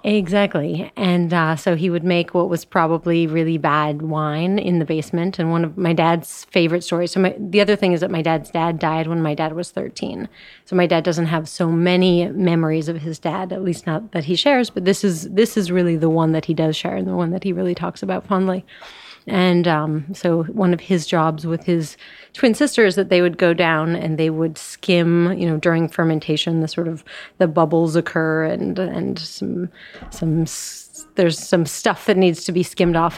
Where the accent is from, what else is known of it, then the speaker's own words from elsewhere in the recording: Colorado, United States; I'm from Colorado